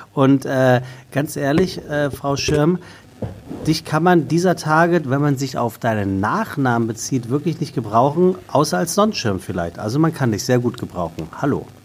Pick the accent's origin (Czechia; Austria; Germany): Germany; Taunus, Hesse; ich komme ja aus dem Taunus